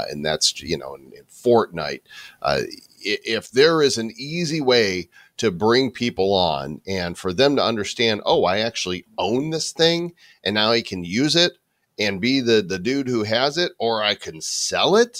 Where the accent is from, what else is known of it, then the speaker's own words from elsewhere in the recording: Chicago suburbs, Illinois, United States; I grew up in Chicago suburbs and it was cold